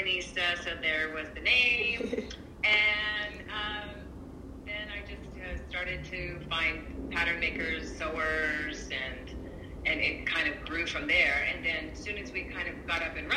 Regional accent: California, United States; also born or lived in Hawaii; growing up in California and spending so much time in Hawaii as well

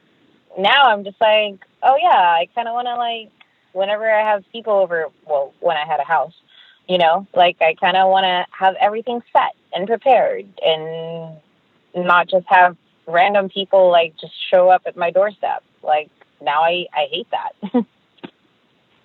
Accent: Philippines; As a Filipino

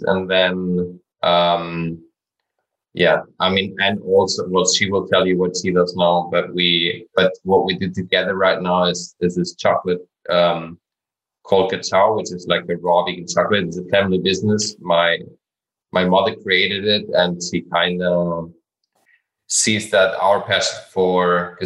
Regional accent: Mallorca, Balearic Islands, Spain; moved away as an adult; also born or lived in Ibiza / London / Mexico; So I was born in Ibiza and I moved with 1 year to Mallorca.

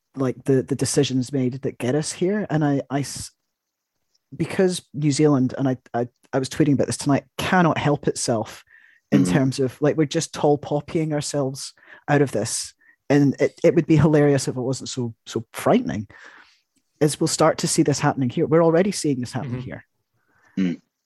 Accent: United Kingdom; I'm, I'm British

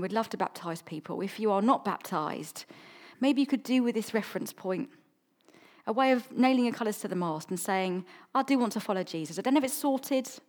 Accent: South Coast, England, United Kingdom; also born or lived in London; now in Chichester, United Kingdom; I grew up on the South Coast

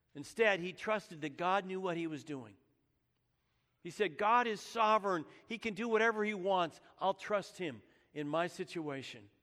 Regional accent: Menlo Park, Saratoga and Santa Rosa, California, United States; I was born in Menlo Park, California. I lived most of my growing up years there in Saratoga and Santa Rosa, California

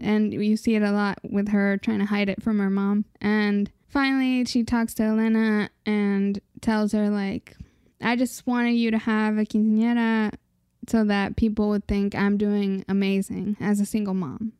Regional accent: United States; we're just American

